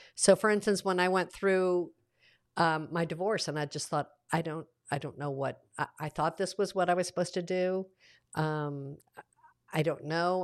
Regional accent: the South, United States; I grew up in the South with an author-, authoritarian father

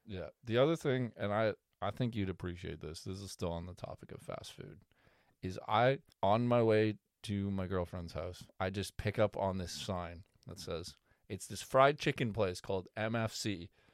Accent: Canada; as a Canadian

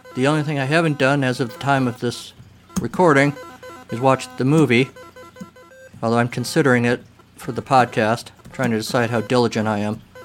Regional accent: United States; I was an American teenage boy

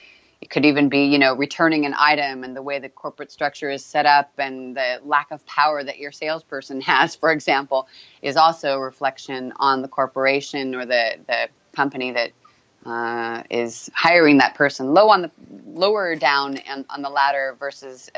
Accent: California, United States; from California

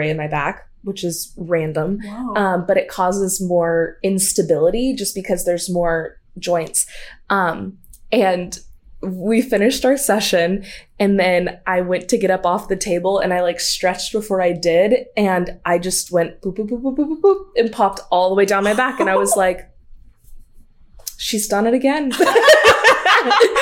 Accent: the Bible Belt, the South, United States; growing up in the Bible Belt in a Southern Baptist church

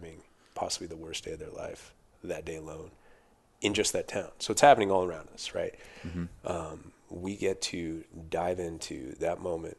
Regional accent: Thousand Oaks, California, United States; Born and raised Thousand Oaks, which is just north of LA.

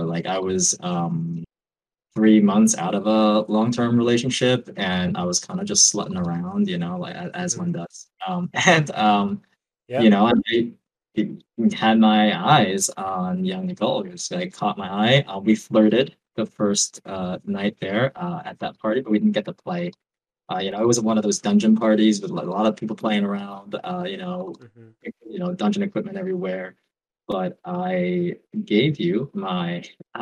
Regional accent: New York, United States; moved away as an adult; now in Oakland, United States; I grew up in New York, moved to Oakland 2 years ago

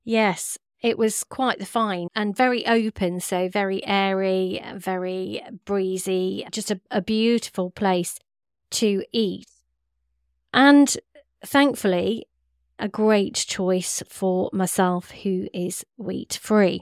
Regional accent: West Midlands, United Kingdom; we're from the Midlands and from the Curry capital

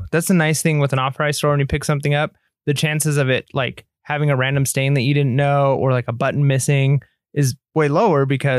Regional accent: England, United Kingdom; because I'm an English guy

